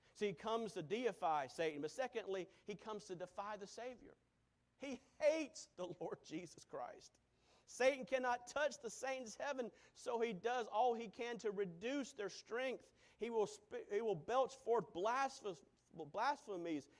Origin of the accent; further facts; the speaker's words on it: United States; As an American